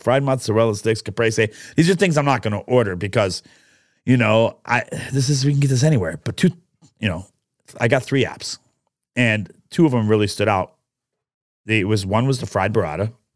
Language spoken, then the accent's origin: English; New York, United States; also born or lived in Catania, Sicily (ancestry); a restaurant that I grew up with in New York